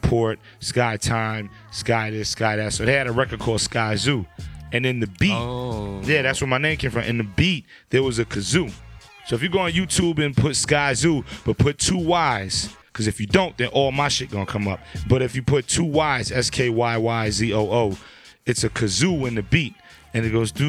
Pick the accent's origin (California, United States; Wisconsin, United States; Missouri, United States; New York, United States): New York, United States; New York City; I'm from Brooklyn